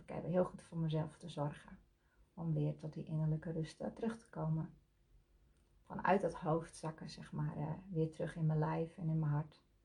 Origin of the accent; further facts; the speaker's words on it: Leeuwarden, Friesland, Netherlands; Ik kom uit Leeuwarden.